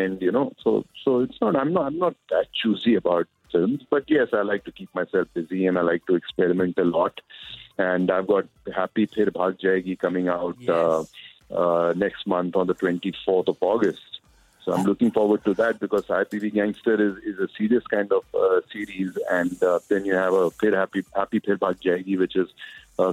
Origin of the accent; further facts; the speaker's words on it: Punjab, India; I'm being from Punjab